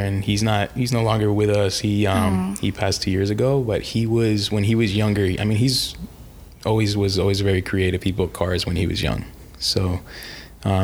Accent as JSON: {"language": "English", "town": "Golden Beach", "region": "Florida", "country": "United States", "tie": "born or raised there", "also_born_or_lived": "New York City, New York, United States"}